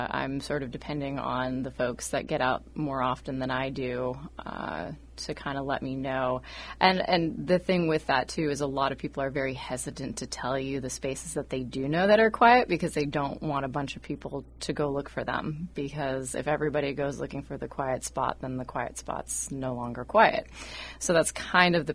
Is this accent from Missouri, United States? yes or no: no; Western Washington, United States; now in Oregon, United States; I grew up in Western Washington, and then I was working in D.C. for a while and came back here.